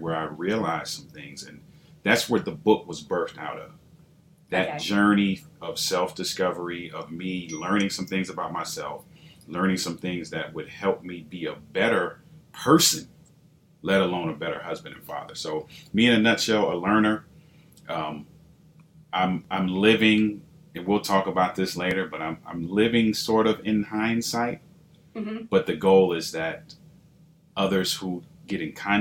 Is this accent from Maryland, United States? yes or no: yes; Baltimore, Maryland, United States; grew up in inner city, Baltimore, born and raised to Caribbean parents, but born here